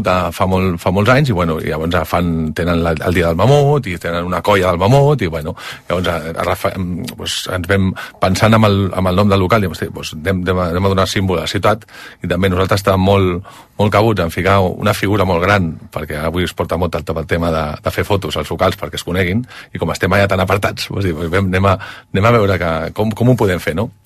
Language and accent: Catalan; Castelldefels, Catalonia, Spain; born or raised there